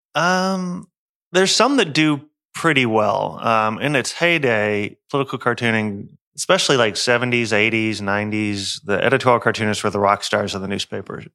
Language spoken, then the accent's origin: English; Houston, Texas, United States; I'm an, a Houstonian.